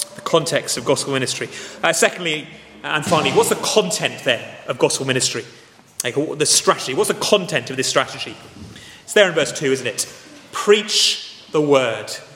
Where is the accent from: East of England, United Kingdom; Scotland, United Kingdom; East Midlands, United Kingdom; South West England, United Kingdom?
South West England, United Kingdom; Dorset; I grew up in Dorset, it's the most beautiful place on earth